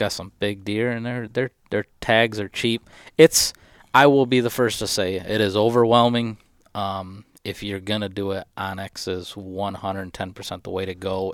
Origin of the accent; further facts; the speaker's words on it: Michigan, United States; this is my home state.